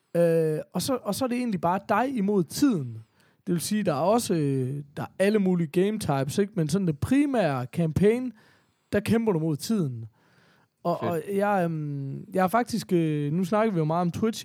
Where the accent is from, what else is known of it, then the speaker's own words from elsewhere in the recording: Horsens, Central Denmark Region, Denmark; i Horsens, hvor jeg kommer fra